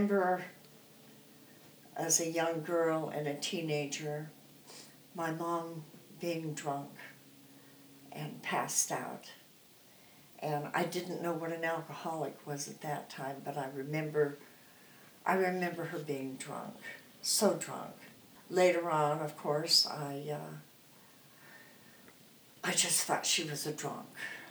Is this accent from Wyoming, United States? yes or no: yes; Rock Springs, Wyoming, United States; moved away; also born or lived in Phoenix, Arizona; I was raised in Rock Springs, Wyoming. I was born in Rock Springs, Wyoming.